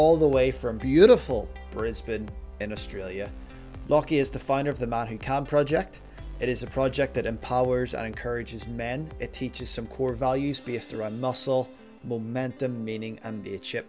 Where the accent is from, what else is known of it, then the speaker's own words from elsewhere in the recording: Belfast, Northern Ireland, United Kingdom; moved away as an adult; now in Canada; I'm originally from Belfast, Northern Ireland